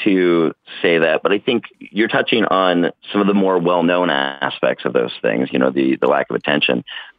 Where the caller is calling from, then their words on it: Oakland, California, United States; I'm calling from Oakland, California.